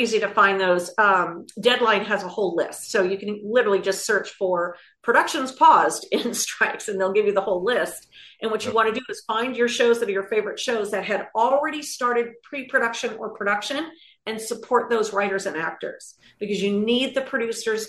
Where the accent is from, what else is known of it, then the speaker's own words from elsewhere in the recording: California, United States; I'm a Californian